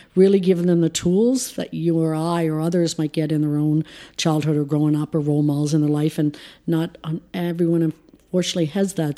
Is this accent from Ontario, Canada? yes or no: no; Prince Edward Island, Canada; we grew up in rural P E I, which by all means was a fantastic, phenomenal place to grow up